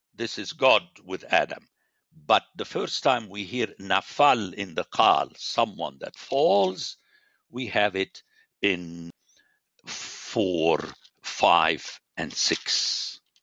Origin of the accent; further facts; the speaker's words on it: Beirut, Beirut Governorate, Lebanon; I'm a city man. I grew up in Beirut